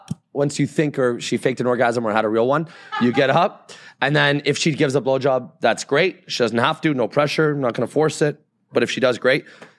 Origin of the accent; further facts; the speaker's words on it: Canada; I'm Canadian.